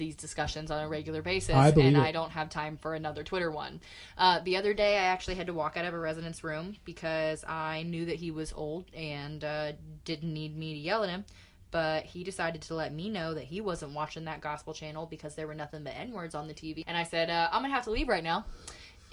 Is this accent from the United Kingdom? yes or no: no; Indianapolis, Indiana, United States; also born or lived in New Palestine, Indiana; I liked growing up in Indianapolis because of the diversity